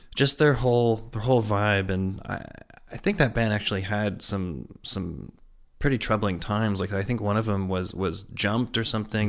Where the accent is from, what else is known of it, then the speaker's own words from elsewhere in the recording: Connecticut, United States; growing up where we grew up in Connecticut